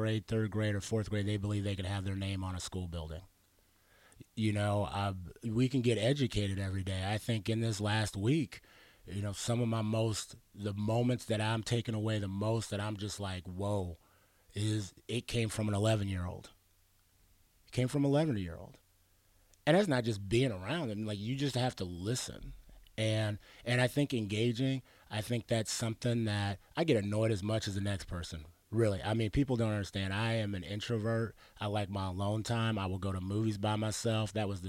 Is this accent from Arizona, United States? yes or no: yes; Arizona, United States; also born or lived in Pittsburgh / Washington / New Mexico